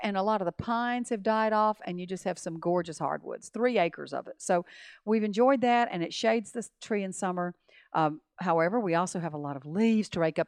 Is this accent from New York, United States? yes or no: no; Montgomery, Alabama, United States; moved away as an adult; also born or lived in Tallahassee; we grew up in Montgomery